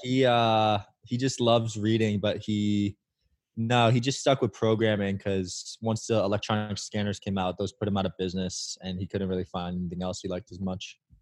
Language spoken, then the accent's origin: English; Bridgewater, New Jersey, United States; I grew up in a town called Bridgewater, New, New Jersey